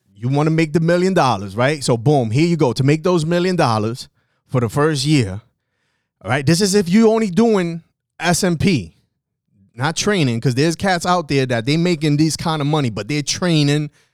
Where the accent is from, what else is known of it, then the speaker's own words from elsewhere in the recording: New York City, New York, United States; I'm from the South Bronx